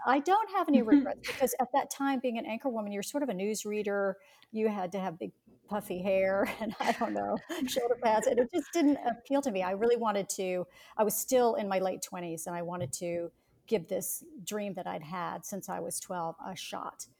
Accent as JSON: {"language": "English", "town": "Atlanta", "region": "Georgia", "country": "United States", "tie": "born or raised there", "said": "growing up in Atlanta, Georgia"}